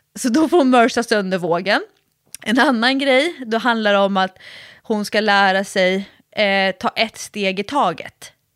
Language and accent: Swedish; Sweden; sitter jag ju som en svensk träningsexpert